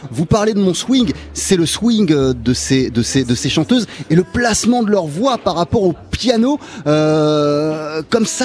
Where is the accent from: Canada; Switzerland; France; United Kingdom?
United Kingdom; Wales; French is a second language; Quand j'étais jeune, effectivement, moi je viens du, pays de Galles et, euh, et, on chantait tout le temps.